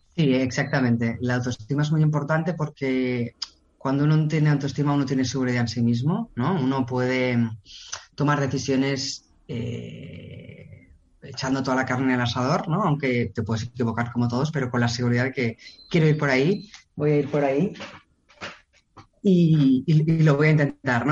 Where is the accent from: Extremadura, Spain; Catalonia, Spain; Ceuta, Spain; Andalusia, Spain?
Catalonia, Spain; Barcelona; yo soy de Barcelona